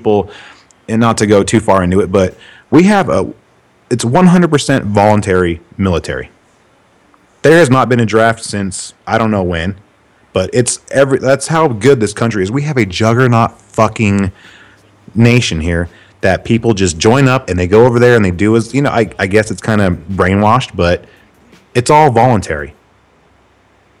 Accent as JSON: {"language": "English", "country": "United States", "tie": "born or raised there", "said": "I love being American, man. They're, because I was born here."}